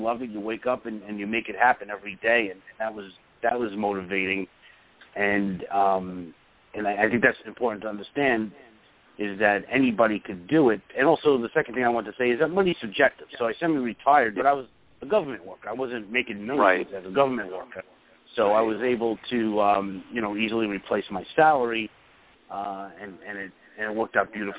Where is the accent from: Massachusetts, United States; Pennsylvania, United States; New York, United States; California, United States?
New York, United States; Brooklyn; now in Long Island, United States; Well, I was going to say Long Island, but, you know. I was born and raised